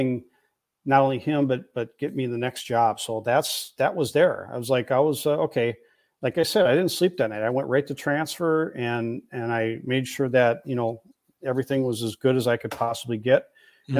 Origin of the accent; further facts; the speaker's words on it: Plymouth, Minnesota, United States; moved away; Plymouth. I grew up in West suburbs